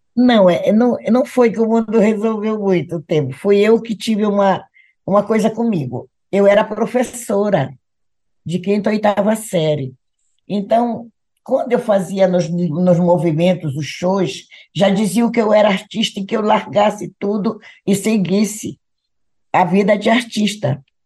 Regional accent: Belém, Pará, Brazil; also born or lived in Igarapé-Miri, Pará; Eu, como pedreirense, me criei na Pedreira também

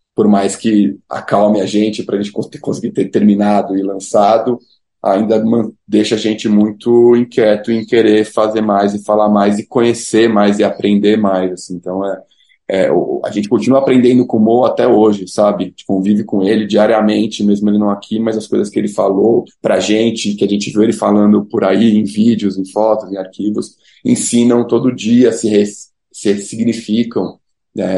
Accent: São Paulo, Brazil; Nós somos paulistas, brancos

